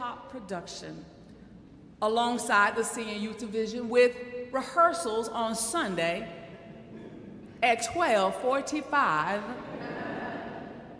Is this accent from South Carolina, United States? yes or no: yes; Cheraw, South Carolina, United States; now in New York City, United States; my hometown